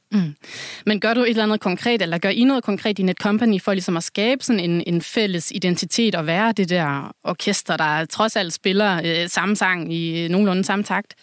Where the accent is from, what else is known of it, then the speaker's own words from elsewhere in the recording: Southern Jutland, Southern Denmark, Denmark; nu er jeg selv fra Sønderjylland